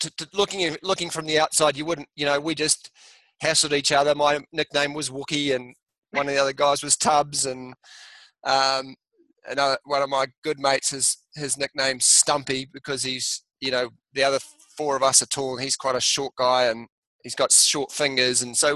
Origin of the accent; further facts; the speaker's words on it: Motueka, Tasman, New Zealand; also born or lived in Australia; We immigrated from Australia back to New Zealand to be with my father's father before he died in a little place in top of the South Island called Motueka.